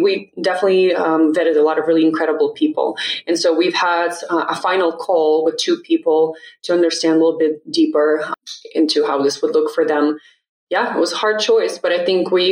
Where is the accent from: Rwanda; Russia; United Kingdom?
Russia; moved away as an adult; now in United States; So I was born and raised in Russia. I moved to the States when I was 18